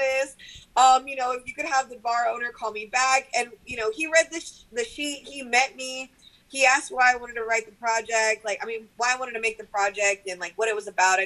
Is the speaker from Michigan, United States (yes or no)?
no; Bishop, Texas, United States; I'm from the Monte. Like I am like from the ranch out here in like the flatlands. That's what I call Bishop